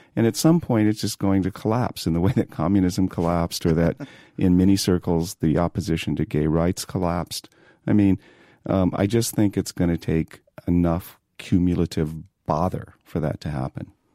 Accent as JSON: {"language": "English", "town": "San Diego", "region": "California", "country": "United States", "tie": "born or raised there", "also_born_or_lived": "Boulder, Colorado", "moved": "as an adult", "lives_now": "New York, United States", "said": "growing up in San Diego, I grew up surfing"}